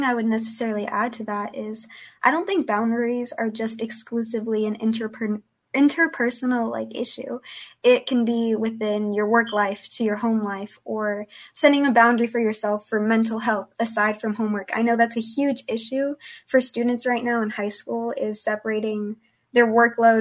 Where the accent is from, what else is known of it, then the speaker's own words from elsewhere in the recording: Hesperia, California, United States; first language Spanish; English is a second language; I'm from Hesperia, California